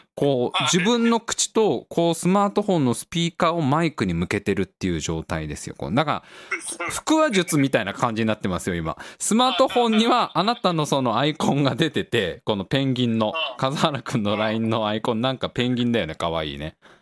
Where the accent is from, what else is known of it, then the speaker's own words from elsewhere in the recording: Tokorozawa, Saitama, Japan; うちの実家の方なんか静かだから